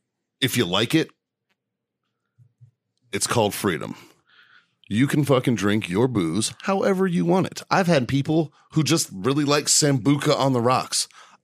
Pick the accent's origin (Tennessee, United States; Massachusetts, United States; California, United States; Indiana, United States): Massachusetts, United States; Boston; I'm an Irish kid from South Boston.